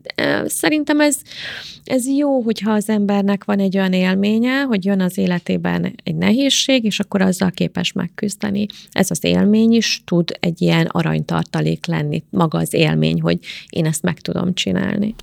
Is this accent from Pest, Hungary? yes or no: yes; Szentendre, Pest, Hungary; also born or lived in Karcag, Hungary / Germany; elköltöztünk tíz éves koromba Karcagról Szentendrére